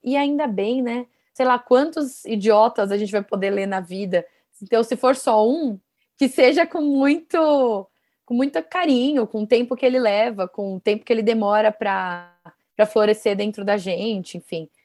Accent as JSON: {"language": "Portuguese", "town": "Guarulhos", "region": "São Paulo", "country": "Brazil", "said": "eu sou de Guarulhos, né, uma cidade aqui ao lado de São Paulo"}